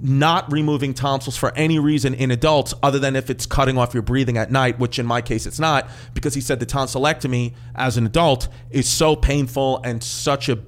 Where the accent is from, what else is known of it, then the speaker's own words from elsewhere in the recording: New York, United States; I grew up in New York.